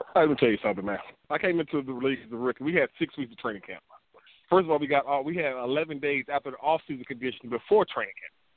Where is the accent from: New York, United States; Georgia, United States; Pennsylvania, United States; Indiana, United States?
Georgia, United States; Peach County, South; I'm a country boy. I'm from Peach County down here in South Georgia